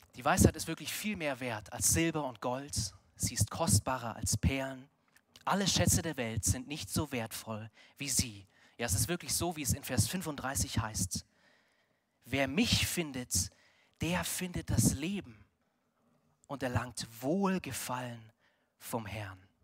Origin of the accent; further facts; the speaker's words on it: Munich, Bavaria, Germany; wir als Münchner